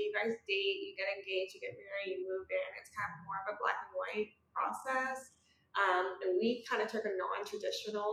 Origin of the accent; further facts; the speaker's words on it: Oregon, United States; now in Tulsa, United States; I'm originally from Oregon, but now I live in Tulsa